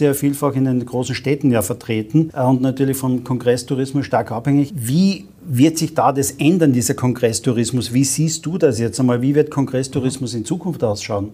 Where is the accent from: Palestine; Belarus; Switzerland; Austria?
Austria; Carinthia; ich bin gebürtiger Kärntner